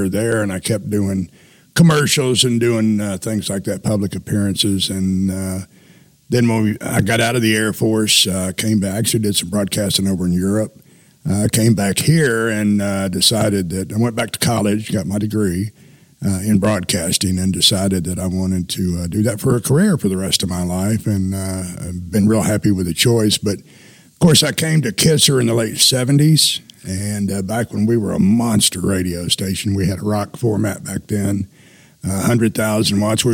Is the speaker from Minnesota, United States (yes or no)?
no; Hot Springs, Arkansas, United States; also born or lived in Atlanta, Georgia; now in Fort Smith, United States; I'm from Hot Springs, and we were in Hot Springs